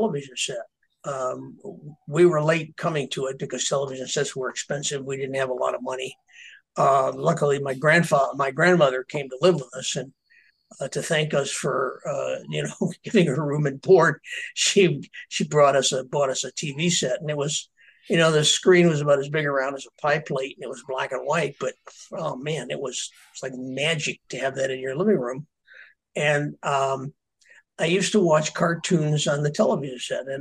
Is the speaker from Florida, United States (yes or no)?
no; a very small farm town in Illinois, United States; there wasn't a whole lot to do in my town. I come from a very small farm town in Illinois